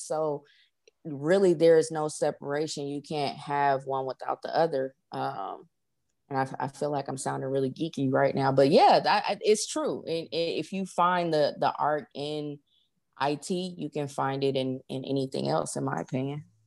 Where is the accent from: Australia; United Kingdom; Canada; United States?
United States; Los Angeles, California; now in Atlanta, United States; I am originally from Los Angeles, California, uh, currently reside